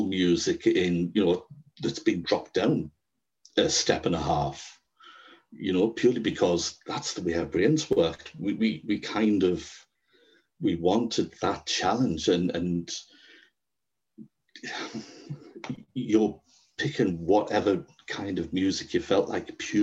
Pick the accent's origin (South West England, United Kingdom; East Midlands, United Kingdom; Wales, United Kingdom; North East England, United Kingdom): North East England, United Kingdom; Sunderland and Durham; I'm from Sunderland and Durham in the northeast